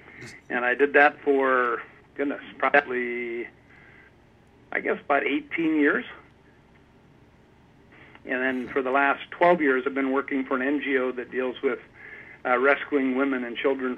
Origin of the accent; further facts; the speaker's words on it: Idaho, United States; moved away as an adult; also born or lived in Iowa / Chicago / Oregon / Southern California; now in Vancouver, Canada; I was born in Iowa, lived in Chicago for about 6 years, and then spent most of my early childhood and teenage years in Idaho, and went to college in Oregon, and worked on my master's down in Southern California, Escondido, San Diego area.